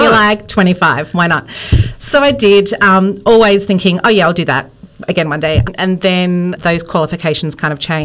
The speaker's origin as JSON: {"language": "English", "town": "Bendigo", "region": "Victoria", "country": "Australia", "tie": "born or raised there", "also_born_or_lived": "Melbourne", "said": "I grew up in Bendigo, but moved"}